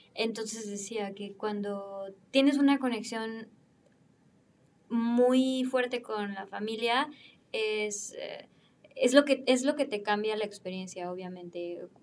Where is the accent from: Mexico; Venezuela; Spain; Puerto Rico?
Mexico; moved away as an adult; also born or lived in Milan, Italy; now in Berlin, Germany; vengo de México